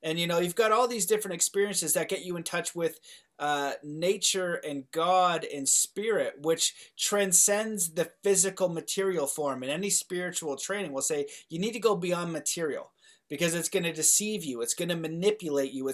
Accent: Canada; I'm Canadian

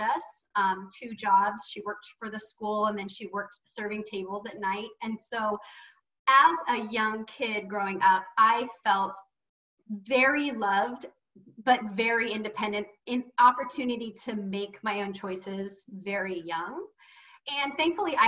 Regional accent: Seaside, Oregon, United States; I grew up in Seaside, Oregon

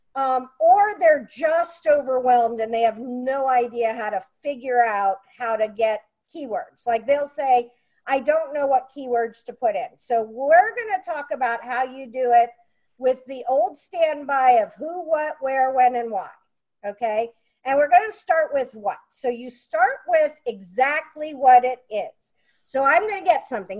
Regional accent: Pennsylvania, United States; moved away; I came from Pennsylvania

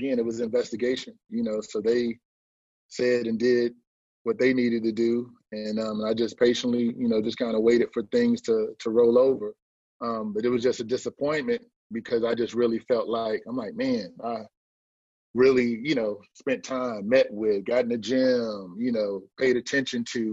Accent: Fayetteville, North Carolina, United States; We're both from Fayetteville, North Carolina.

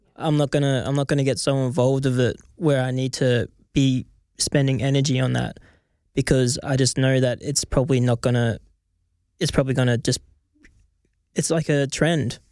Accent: Australia; I'm just gonna stick to being Australian

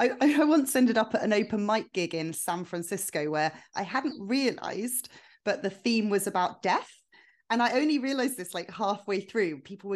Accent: London, United Kingdom; I'm from London

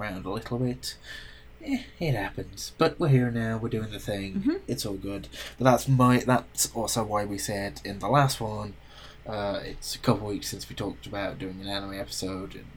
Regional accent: United Kingdom

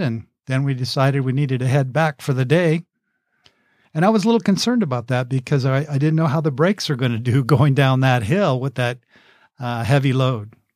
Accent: Oak View, California, United States; in my hometown of Oakview, California.

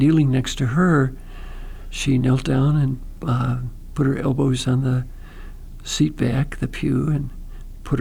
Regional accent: Pontiac, Michigan, United States; I grew up in Pontiac, Michigan

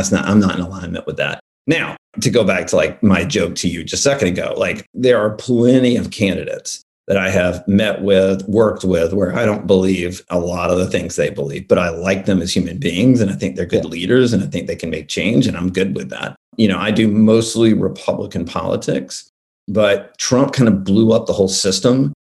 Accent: Alabama, United States; I grew up in Alabama

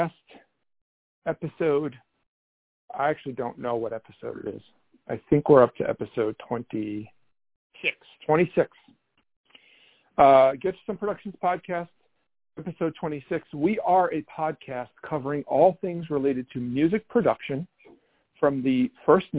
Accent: New York City, New York, United States; I'm from Brooklyn, but I didn't live here forever. I moved away for a while, and when I came back

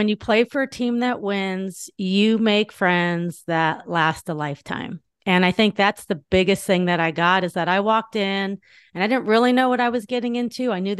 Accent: Northridge, California, United States; I grew up in Northridge, California. I had two older sisters, older brother, younger brother.

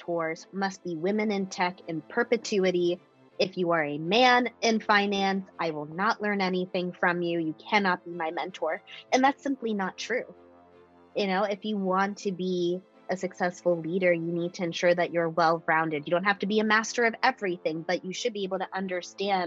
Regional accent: Washington, District of Columbia, United States; moved away as an adult; now in Austin, United States; I'm from the DC metro area originally, moved to Austin April 2018

